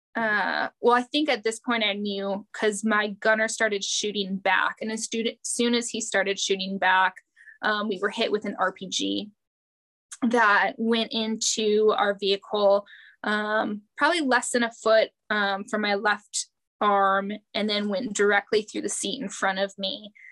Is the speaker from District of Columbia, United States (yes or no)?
no; near Green Bay, Wisconsin, United States; accent: Wisconsin; Growing up near Green Bay